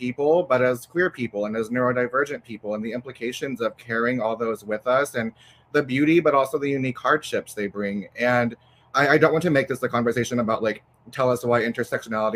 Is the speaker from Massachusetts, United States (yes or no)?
no; Texas, United States; as a Texan writer, especially as someone whose books will probably not see a lot of classroom shelves living in Texas